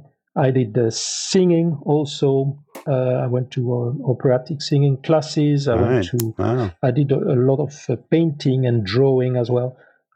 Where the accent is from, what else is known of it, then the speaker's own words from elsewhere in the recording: Toulouse, Occitania, France; English is a second language; moved away; also born or lived in Morocco; I grew up in Toulouse, southwest of France, not far from Spain, right bang between the Atlantic Ocean and the Mediterranean Sea.